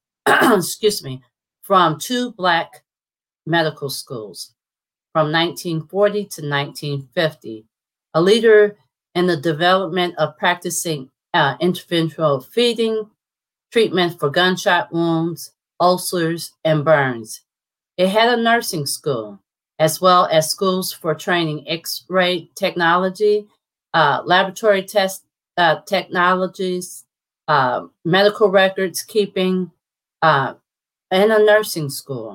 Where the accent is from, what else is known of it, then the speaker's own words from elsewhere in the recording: St. Louis, Missouri, United States; also born or lived in Cleveland, Ohio; We moved back to St. Louis in 1972